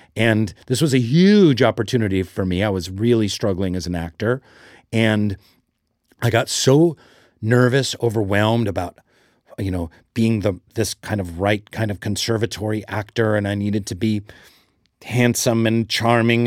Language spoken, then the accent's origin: English; Seattle, Washington, United States; I grew up in Seattle.